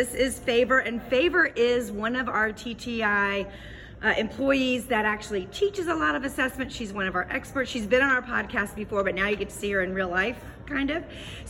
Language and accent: English; Florida, United States; I'm from Florida as well. We are dodging hurricanes right now. We're in Arizona.